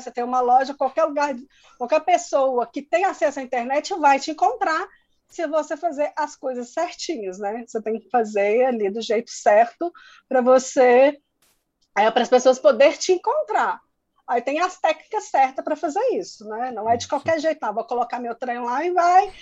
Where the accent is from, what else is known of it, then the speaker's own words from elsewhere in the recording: interior of Minas Gerais, Brazil; eu sou de, do interior, bem do interior mesmo de Minas, que é uma cidade muito, muito pequena